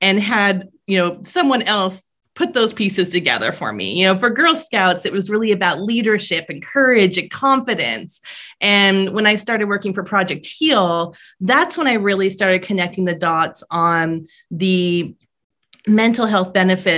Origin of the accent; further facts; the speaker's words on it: Paradise, California, United States; moved away as an adult; now in Vermont, United States; I grew up in Paradise, California, which is a small rural town in California